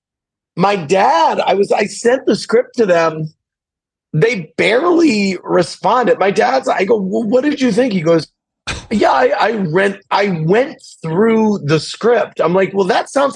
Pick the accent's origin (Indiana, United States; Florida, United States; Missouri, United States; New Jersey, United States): Missouri, United States; St. Louis; I'm from St. Louis